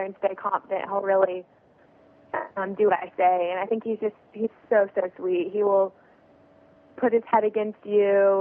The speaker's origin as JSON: {"language": "English", "region": "Texas", "country": "United States", "said": "I'm from Texas"}